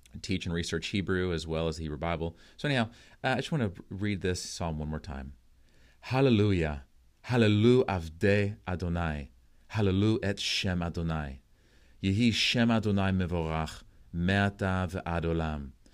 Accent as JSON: {"language": "English", "country": "United States", "said": "as an American"}